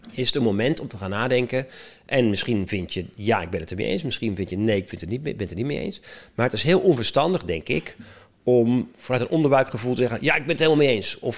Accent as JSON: {"language": "Dutch", "country": "Netherlands"}